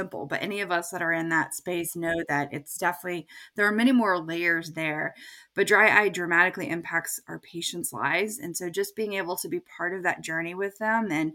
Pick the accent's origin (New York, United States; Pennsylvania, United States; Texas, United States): Texas, United States; moved away as an adult; also born or lived in Indiana / Chicago; now in Maine, United States; I grew up in Texas